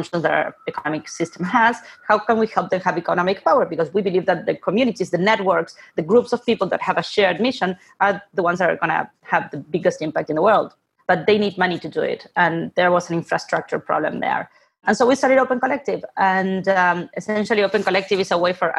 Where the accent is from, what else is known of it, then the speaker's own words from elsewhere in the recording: Buenos Aires, Argentina; moved away; I'm originally from Argentina, born and raised in Buenos Aires.